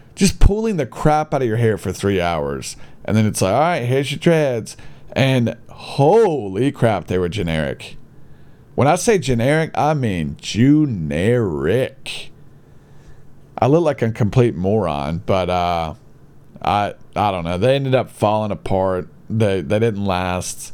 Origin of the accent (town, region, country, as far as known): Gadsden, Alabama, United States; born or raised there